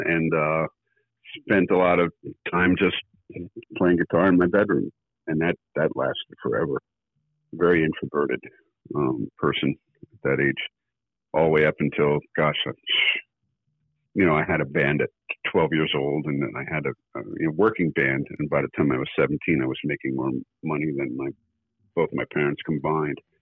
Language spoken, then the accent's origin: English; Burnsville, North Carolina, United States; moved away; also born or lived in New Jersey; I was originally from uh, just outside of Asheville, North Carolina. I was born in Burnsville, North Carolina, 1956.